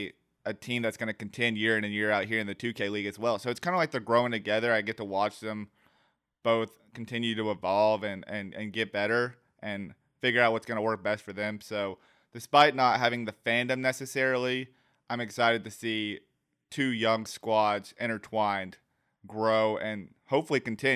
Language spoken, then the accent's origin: English; Georgia, United States; born there; I was born in Georgia, but wasn't raised here, and then now I'm back here.